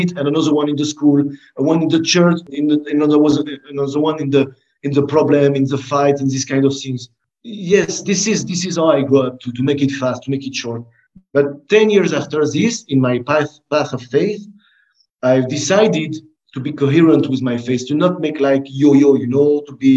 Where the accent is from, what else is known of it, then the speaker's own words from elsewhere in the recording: France; I grew up with them in France.